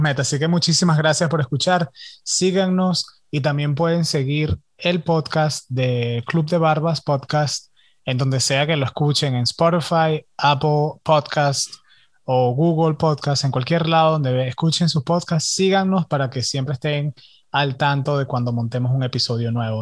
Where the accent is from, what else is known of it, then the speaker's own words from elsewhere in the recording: Venezuela; yo soy venezolano